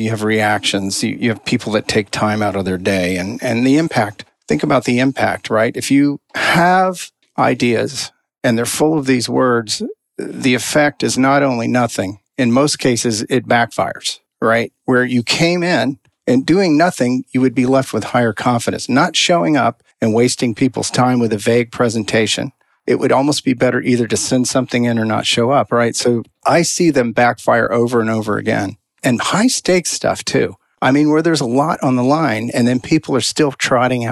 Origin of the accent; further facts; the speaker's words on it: Texas, United States; I come from Texas. I'm one generation off the farm